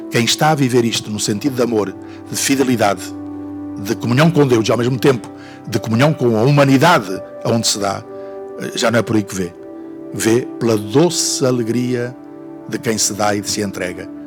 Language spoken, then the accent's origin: Portuguese; Angra do Heroísmo, Azores, Portugal; da Diocese de onde eu venho, de Angra